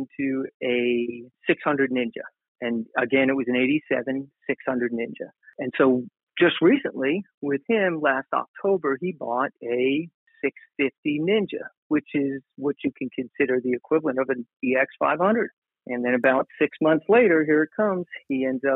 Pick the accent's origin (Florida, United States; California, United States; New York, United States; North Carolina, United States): New York, United States; Long Island; now in Tennessee, United States; I grew up on Long Island, and I was at the, middle of Long Island